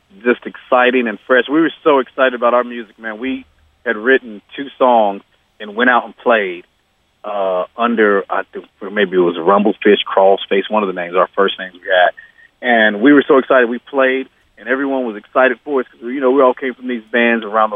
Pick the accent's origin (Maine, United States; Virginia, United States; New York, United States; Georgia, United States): Georgia, United States; We're all from Georgia.